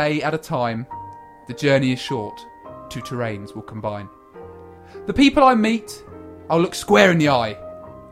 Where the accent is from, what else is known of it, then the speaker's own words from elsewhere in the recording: England, United Kingdom; we hail from the Isle of England.